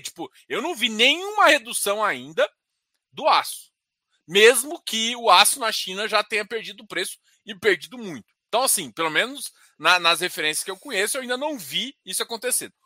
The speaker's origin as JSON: {"language": "Portuguese", "country": "Brazil", "said": "A gente é brasileiro"}